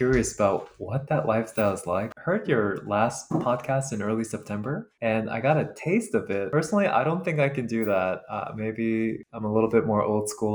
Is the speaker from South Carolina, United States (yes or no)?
no; New York City, New York, United States; I know when I grew up here in the States, I actually was kind of fortunate to grow up where there was a very large AAPI community in my high school in Queens, New York